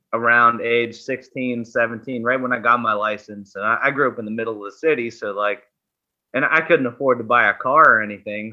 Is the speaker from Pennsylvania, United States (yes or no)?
yes; Pittsburgh, Pennsylvania, United States; I'm from Pittsburgh, Pennsylvania.